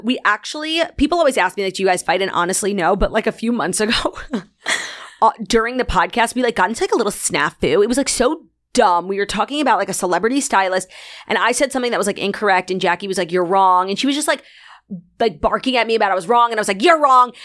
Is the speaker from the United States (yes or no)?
yes; New York City, New York, United States; also born or lived in Long Island, New York; I grew up in Long Island until the seventh grade